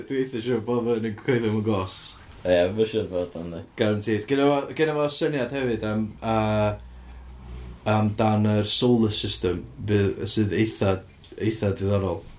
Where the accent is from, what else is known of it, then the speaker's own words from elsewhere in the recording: Llanberis, Wales, United Kingdom; now in Caernarfon, United Kingdom; da ni'n brodyr, da ni'n dod o Llanberis